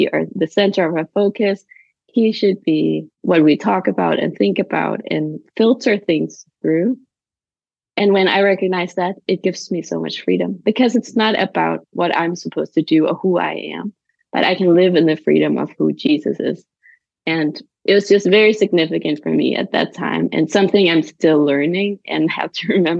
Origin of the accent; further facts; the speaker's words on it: Denmark; now in Copenhagen, Denmark; I grew up in Jutland in a little farm in a very small town